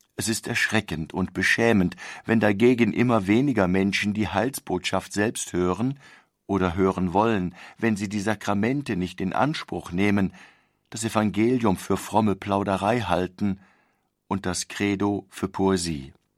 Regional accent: Germany; wir als Deutsche leben

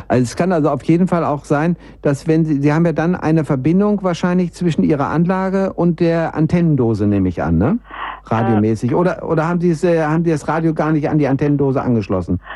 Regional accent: Bielefeld, North Rhine-Westphalia, Germany; now in Munich, Germany; wenn ich hier von Bayern in meine alte Heimat Bielefeld nach oben düse

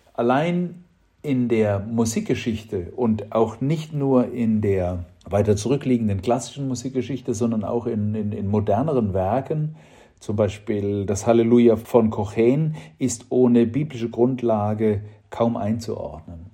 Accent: Germany; bei uns in Deutschland

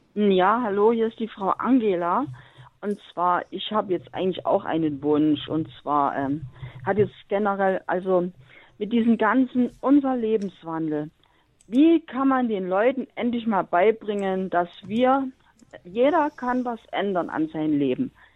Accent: the East, eastern Germany, Germany; moved away; ich komme aus dem Osten

